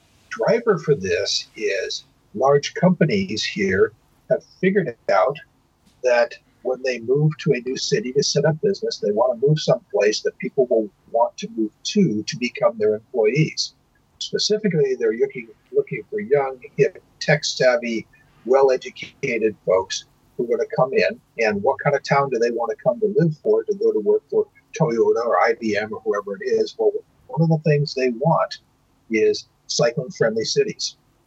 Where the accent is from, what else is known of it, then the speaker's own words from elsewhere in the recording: United States; In the United States here, and since I'm American, this is the market I know